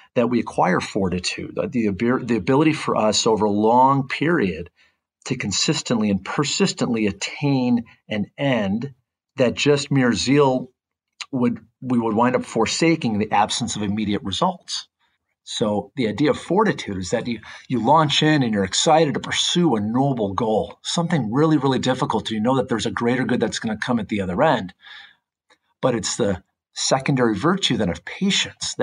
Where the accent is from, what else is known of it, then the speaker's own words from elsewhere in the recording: Midwest, United States; now in Orange County, California, United States; I remember growing up, I grew up in the Midwest